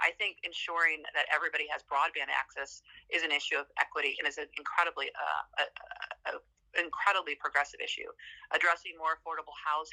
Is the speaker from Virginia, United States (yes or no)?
yes; Hampton Roads, Virginia, United States; I'm from Hampton Roads, the second largest voting block in Virginia